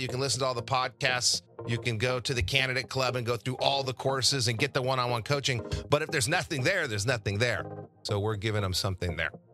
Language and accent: English; Albuquerque, New Mexico, United States; moved away as an adult; also born or lived in Santa Barbara, California / Laguna Beach, California; I came from New Mexico, and in New Mexico, I didn't have a whole lot of exposure to different careers